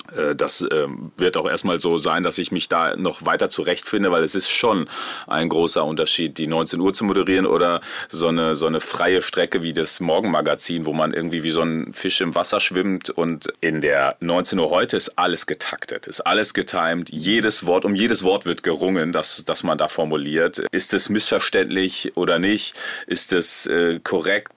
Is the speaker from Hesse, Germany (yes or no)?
no; Rheine, North Rhine-Westphalia, Germany; Ich bin in Rheine in Westfalen groß geworden